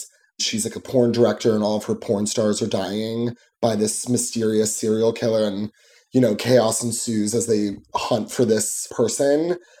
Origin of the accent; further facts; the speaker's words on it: New Jersey, United States; I am from New Jersey, so right across the water, the pond, aka the Hudson.